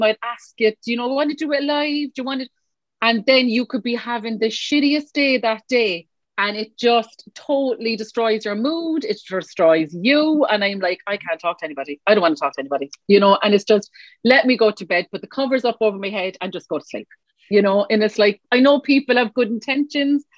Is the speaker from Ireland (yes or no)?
yes; Cork, Munster, Ireland; I was born here in Cork, Erinville. Many will know, anyone from Cork listening, that's where I was born, in Erinville Hospital